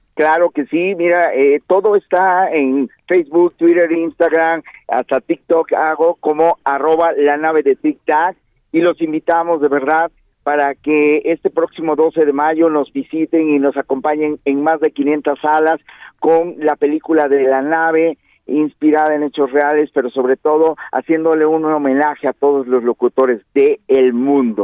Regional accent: Oaxaca, Mexico; aquí en Oaxaca, donde yo soy originario

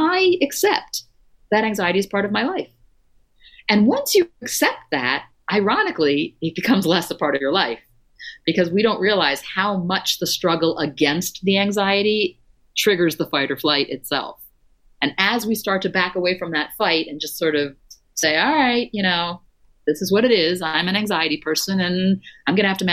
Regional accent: Florida, United States; I grew up in Florida

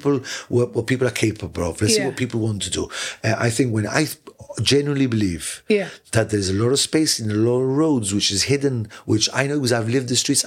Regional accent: London, United Kingdom; now in Gibraltar; I was born in London, yeah.

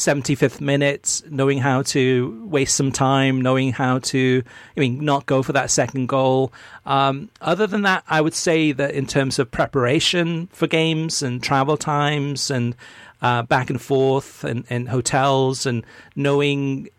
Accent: Arkansas, United States; how are states like my home state of Arkansas supposed to compete with this U.S. soccer system?

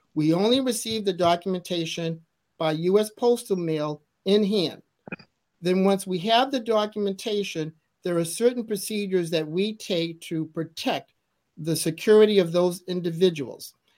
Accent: Massachusetts, United States; growing up in Massachusetts, which is a very historical place

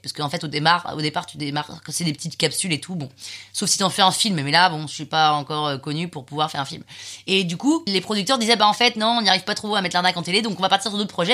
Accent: Saint-Cloud, Île-de-France, France; also born or lived in London / Nantes; now in Paris, France; Je suis née à Londres, j'ai vécu 8 ans à Londres. Et puis ensuite, on est arrivé à Saint-Cloud, euh, pendant, à Paris pendant six mois, et puis après on est arrivé à Saint-Cloud

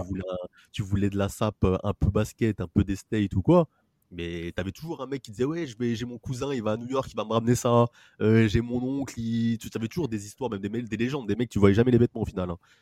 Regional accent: France; on est français

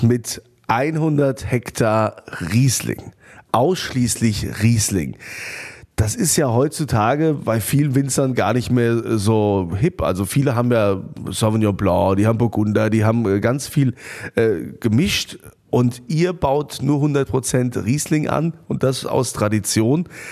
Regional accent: Germany; Bei uns in Deutschland

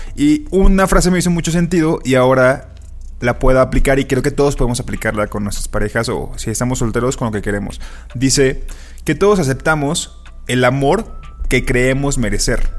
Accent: Mexico; como mexicanos

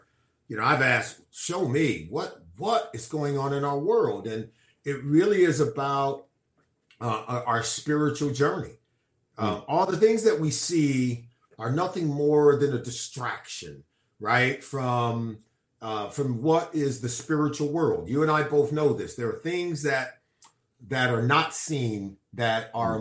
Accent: California, United States; I grew up and was born and raised in California.

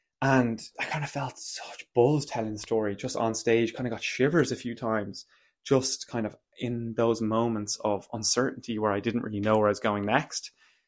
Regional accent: Munster, Ireland; I'm from Kerry. I'm from the kingdom, and we welcome everybody of shape, size, color, creed to Kerry.

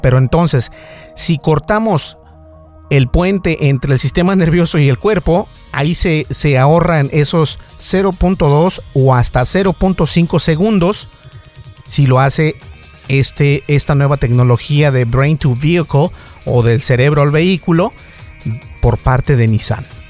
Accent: Mexico; también soy parte mexicano

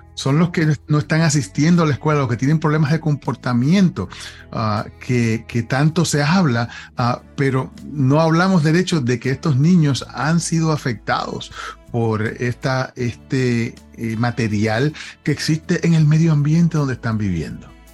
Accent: Puerto Rico; moved away; cuando yo crecí en Puerto Rico, nosotros pintábamos la casa todos los años

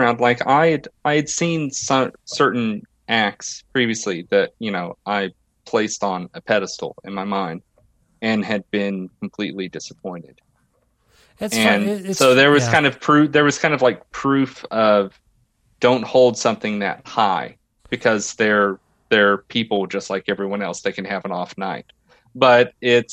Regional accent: Tennessee, United States; moved away as an adult; also born or lived in New York; now in Los Angeles, United States; I'm from the South. I'm actually from Tennessee.

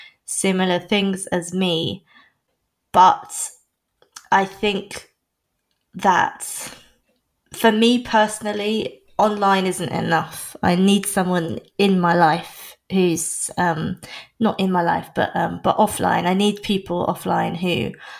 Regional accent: North Norfolk, East of England, United Kingdom; moved away as an adult; also born or lived in London; I was born in London, and then when I was three, my parents decided, as a lot of people do, that it wasn't, for whatever reason, the best place to start a family. So my parents and I moved to North Norfolk, the North Norfolk coast, where I spent the rest of my childhood until I was 18

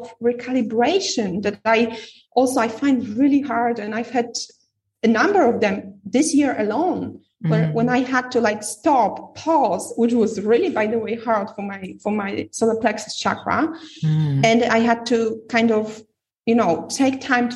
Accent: Poland; moved away; I'm from Poland

